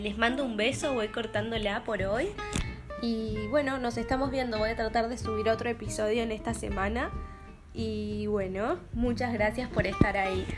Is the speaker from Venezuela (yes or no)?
no; Argentina; moved away as an adult; also born or lived in Brazil; now in Denmark; Soy argentina